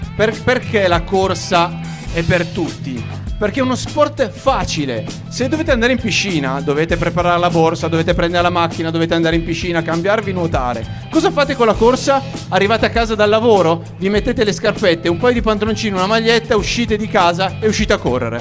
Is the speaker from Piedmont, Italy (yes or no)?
yes; Monferrato, Piedmont, Italy; dalle mie parti di 15 km in mezzo alle mie colline, quindi insomma è casa